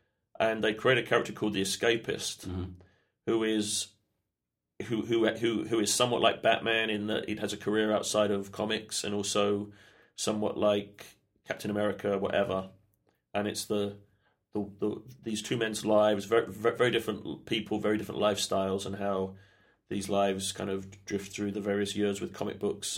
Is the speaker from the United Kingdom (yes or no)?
yes; England, United Kingdom; moved away; I grew up in England.